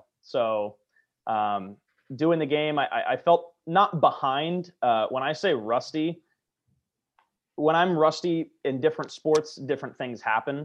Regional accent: Southern California, United States; my hometown team

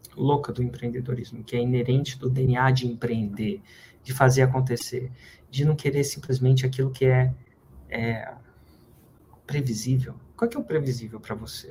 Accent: Brazil; fazer a nossa parte como brasileiro

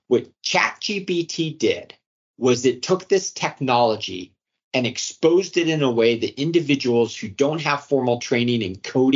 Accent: Arlington, United States; I grew up in Arlington, and that school district had the resources

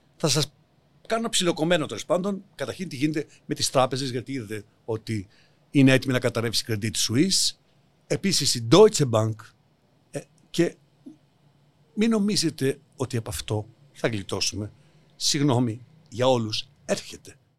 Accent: Larissa, Thessaly, Greece; moved away; τη Λάρισας τη πατρίδα μου

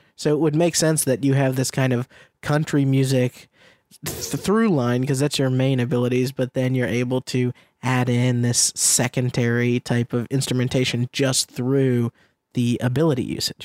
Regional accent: Middlesex County, Massachusetts, United States; now in Sunnyvale, United States; my hometown of Massachusetts

